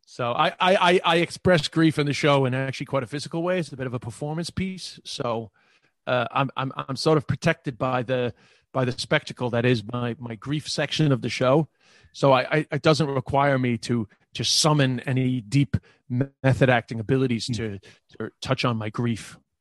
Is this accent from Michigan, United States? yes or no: no; New York City, New York, United States; accent: New York; moved away as an adult; also born or lived in Ireland / China; the neighborhood that I grew up with in Queens, Flushing